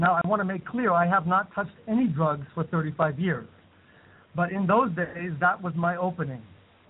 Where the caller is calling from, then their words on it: India; Yes, I'm in India. I'm calling from India.